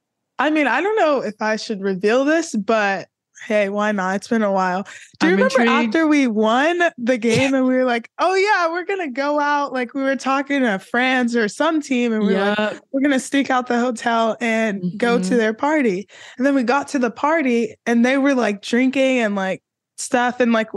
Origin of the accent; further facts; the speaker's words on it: California, United States; obviously you're from Northern California. I'm from Southern California.